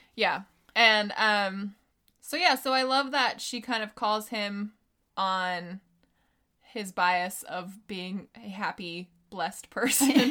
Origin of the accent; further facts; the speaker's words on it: United States; as an American